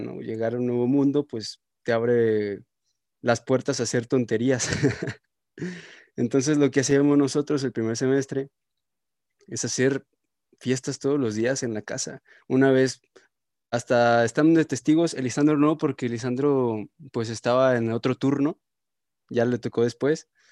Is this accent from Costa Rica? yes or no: no; Irapuato, Guanajuato, Mexico; moved away as an adult; Yo soy de Irapuato, está 30 minutos, una hora